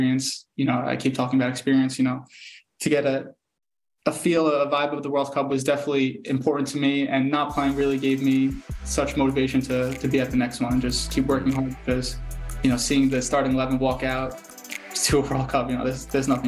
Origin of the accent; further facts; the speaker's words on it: United States; moved away as an adult; now in Germany; as an American